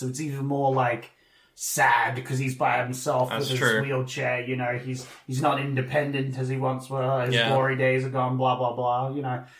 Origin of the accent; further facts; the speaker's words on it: Australia; Like, we're from Australia, you know? We got cane toads down here.